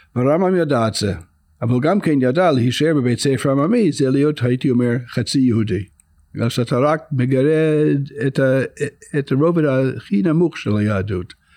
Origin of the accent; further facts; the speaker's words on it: United States; Hebrew is a second language; now in Israel; אני גדלתי אה, בארצות הברית